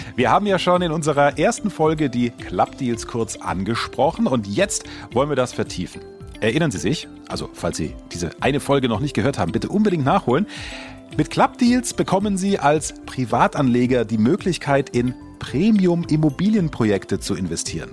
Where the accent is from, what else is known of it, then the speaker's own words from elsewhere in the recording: Germany; bei uns in Deutschland